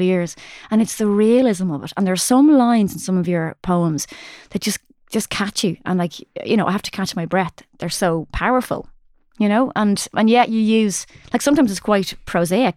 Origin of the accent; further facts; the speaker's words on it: Ireland; as Irish people